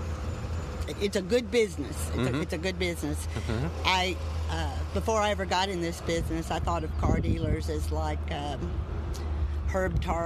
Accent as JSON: {"language": "English", "region": "Illinois", "country": "United States", "moved": "yes", "lives_now": "Alabama, United States", "said": "Originally Illinois, but I've been in Alabama for about 25 years"}